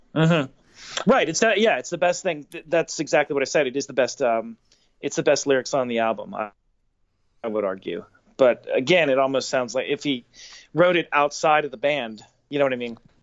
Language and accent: English; Pittsburgh, Pennsylvania, United States; us growing up in Pittsburgh